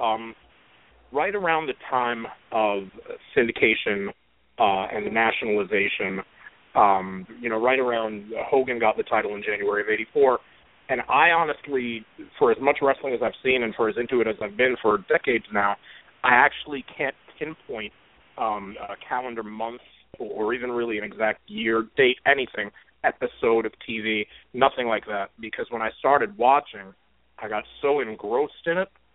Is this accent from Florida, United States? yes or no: no; New York City, New York, United States; I grew up in Brooklyn, New York. That's where I'm talking from tonight